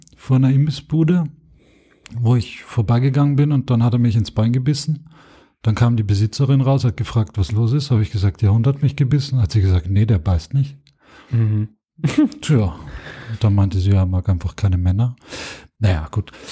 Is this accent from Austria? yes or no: yes; Austria; moved away as an adult; now in Germany; ich bin Österreicher, bin es nach wie vor.